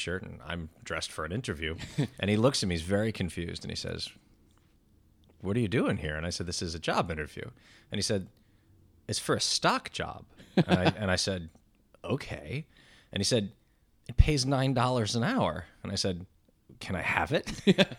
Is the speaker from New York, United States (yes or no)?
yes; Great Neck, New York, United States; also born or lived in Queens / Manhattan; now in Brooklyn, United States; I was born in Queens. I grew up in Great Neck, Long Island. Then I moved into Manhattan.